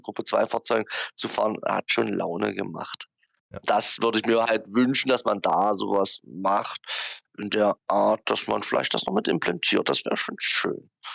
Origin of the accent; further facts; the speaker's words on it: the part of Germany where I come from, East Germany, Germany; aus dem Teil von Deutschland, wo ich herkomme